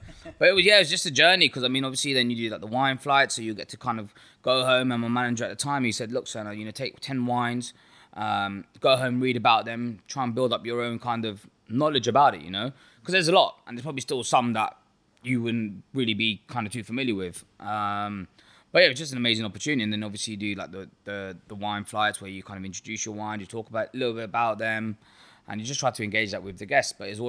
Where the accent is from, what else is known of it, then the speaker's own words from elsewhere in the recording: Ealing, London, United Kingdom; now in Birmingham, United Kingdom; So I'm originally from Ealing in London. So I came up to Birmingham when I was 18 years old, did my degree, did a placement.